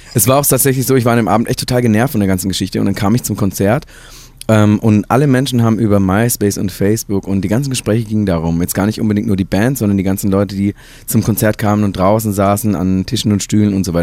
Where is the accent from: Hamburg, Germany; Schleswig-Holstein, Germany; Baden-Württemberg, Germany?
Baden-Württemberg, Germany; moved away; also born or lived in Hesse; ich wurde geboren in Baden-Württemberg, nicht in Hessen, Ähm, und, äh, bin aufgewachsen und durfte, äh, im Hause meiner Eltern